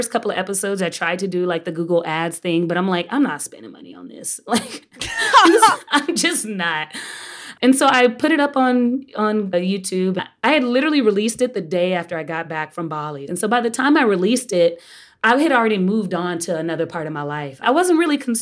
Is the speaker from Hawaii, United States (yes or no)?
no; Texas, United States; now in New York, United States; I'm a Texan.